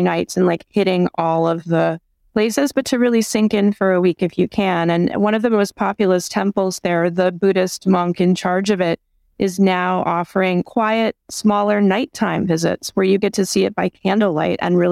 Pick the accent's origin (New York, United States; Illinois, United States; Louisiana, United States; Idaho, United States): New York, United States; as a New Yorker